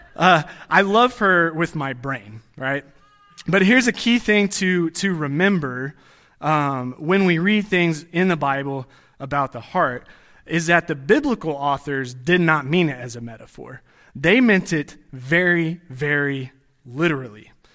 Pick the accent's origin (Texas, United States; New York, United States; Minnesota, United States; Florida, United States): Texas, United States; growing up in Texas